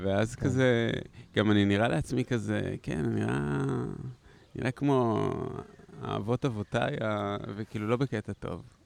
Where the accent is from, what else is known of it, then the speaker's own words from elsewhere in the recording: Haifa, Haifa District, Israel; אני מחיפה